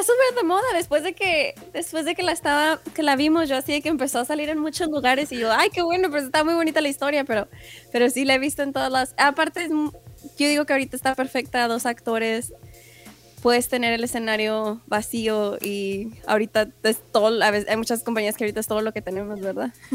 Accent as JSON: {"language": "Spanish", "town": "Ciudad Juárez", "region": "Chihuahua", "country": "Mexico", "tie": "born or raised there", "also_born_or_lived": "El Paso, Texas / Utah", "moved": "as an adult", "lives_now": "United States", "said": "es fronterizo de Ciudad Juárez"}